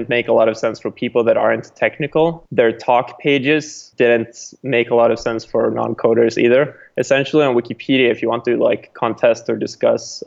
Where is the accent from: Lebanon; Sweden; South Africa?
Sweden; now in California, United States; I'm originally from Sweden, but now living in California